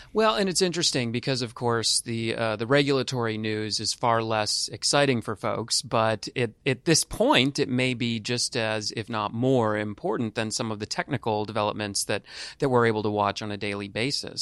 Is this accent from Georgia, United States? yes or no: no; California, United States; moved away; I'm from California originally